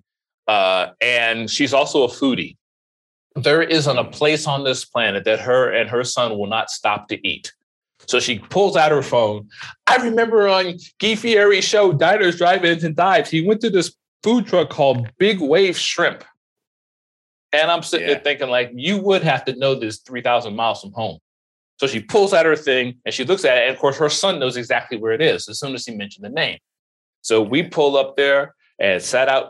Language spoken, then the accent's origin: English; Florida, United States; I grew up in Florida.